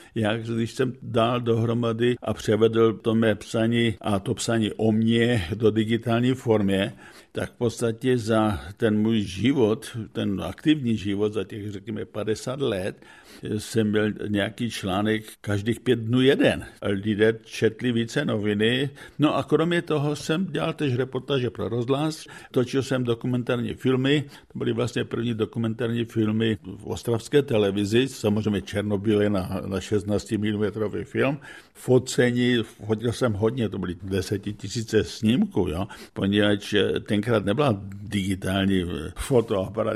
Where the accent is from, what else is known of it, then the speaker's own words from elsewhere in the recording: Czechia; moved away as an adult; also born or lived in Bohumín, Czech Republic; now in United States; jako Čech jsem obdržel vyznamenání od amerického prezidenta